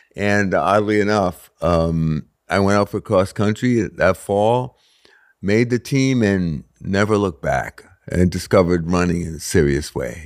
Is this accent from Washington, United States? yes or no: no; Stratford, Connecticut, United States; I grew up in Stratford, Connecticut